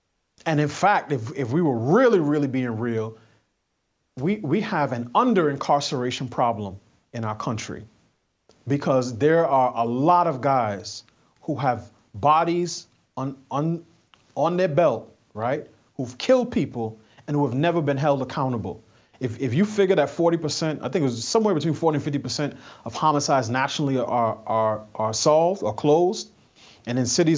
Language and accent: English; New York City, New York, United States; And I grew up in New York City at a time when Giuliani was mayor.